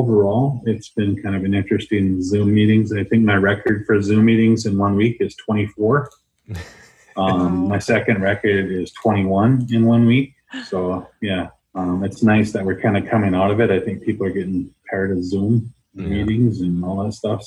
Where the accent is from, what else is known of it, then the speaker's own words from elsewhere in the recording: Turtle Mountains, North Dakota, United States; now in Minnesota, United States; I'm from the Turtle Mountains in North Dakota, the Turtle Mountain Band of Chippewa Indians